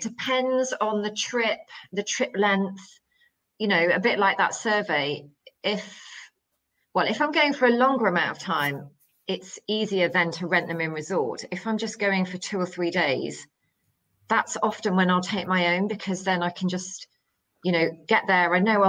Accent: United Kingdom; as a British holidaymaker, for example, going to a resort

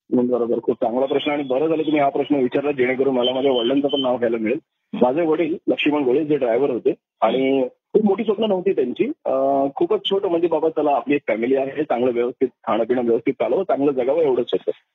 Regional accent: Mumbai, Maharashtra, India; also born or lived in Satara / Panvel; माझा जन्म सतरा ऑगस्ट एकोणीशे एक्याऐंशी मी प्रॉपर मुंबईचा आहे नेहरूकर हॉस्पिटल लोअर मध्ये जे आहे तिथे माझा जन्म झाला

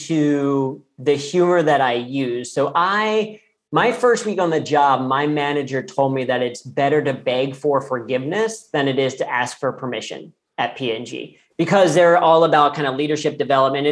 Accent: Cincinnati, Ohio, United States; I grew up in Cincinnati, Ohio, which is P&G's global headquarters

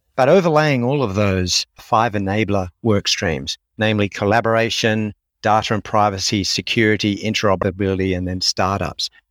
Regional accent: Sydney, New South Wales, Australia; moved away as an adult; also born or lived in United States; born and raised in Sydney, finished education through university here

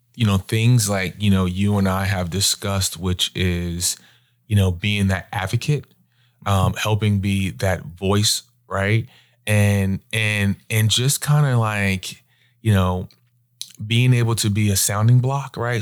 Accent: Long Island, New York, United States; moved away as an adult; also born or lived in Virginia; now in Charlotte, United States; born and raised in Long Island, New York

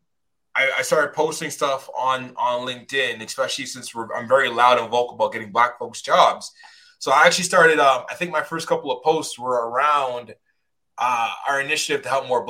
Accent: Toronto, Ontario, Canada; I'm from Scarborough

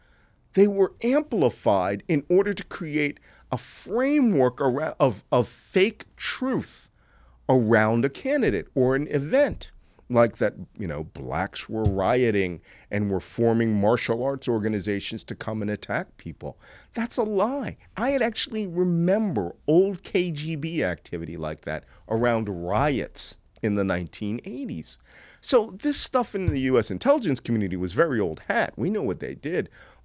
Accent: Philadelphia, Pennsylvania, United States; born there; it's not the fact that I was born in a military hospital to a military family. It's the fact that I was born in Philadelphia.

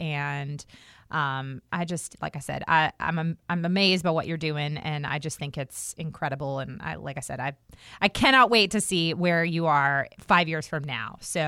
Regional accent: Herndon, Virginia, United States; Like, the house I grew up in Herndon was built in the early 1900s.

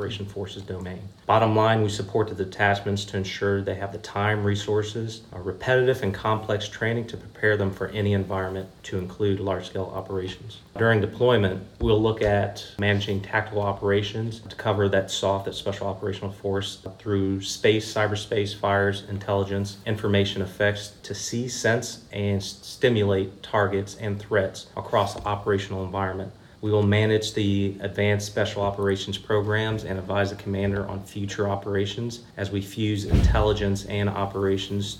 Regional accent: Hampton, Virginia, United States; I'm from Hampton, Virginia

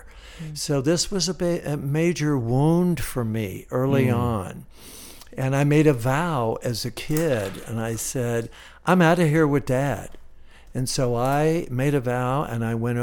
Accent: Miami, Florida, United States; an 8-year-old kid growing up in Miami, Florida. Yeah, I'm a Florida cracker

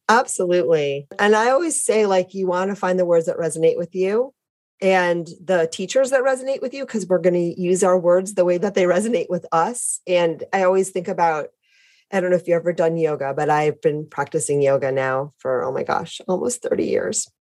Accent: Detroit, Michigan, United States; also born or lived in Connecticut; now in San Diego, United States; I'm originally from the Midwest

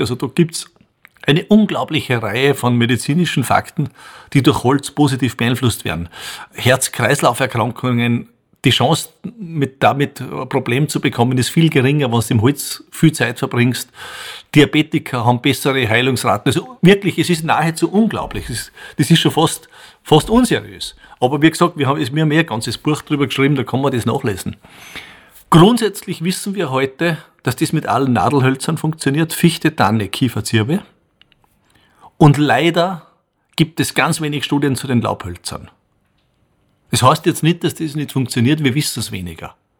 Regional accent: Bruck an der Großglocknerstraße, Salzburg, Austria; Ich bin in Bruck an der Glucknerstraße aufgewachsen

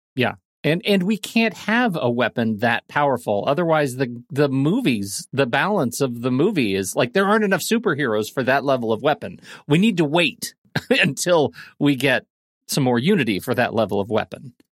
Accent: Colorado Springs, Colorado, United States; I grew up in Colorado Springs, which is about six thousand feet

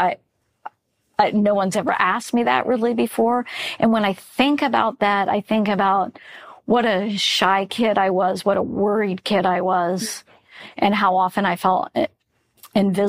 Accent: Florida, United States; I grew up in Florida

